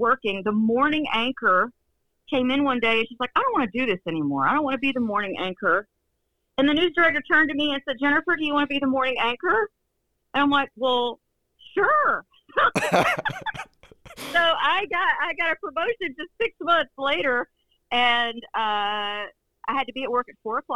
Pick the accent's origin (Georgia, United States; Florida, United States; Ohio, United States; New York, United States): Georgia, United States; Northeast; I'm from Northeast Georgia